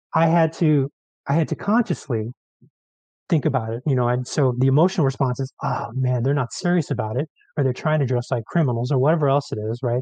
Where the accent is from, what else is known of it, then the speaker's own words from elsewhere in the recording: San Francisco, California, United States; now in Mendocino County, United States; I grew up in San Francisco